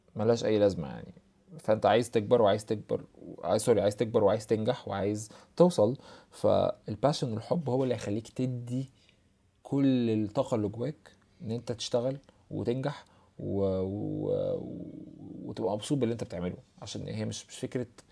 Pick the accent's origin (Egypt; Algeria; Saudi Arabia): Egypt; عندنا في مصر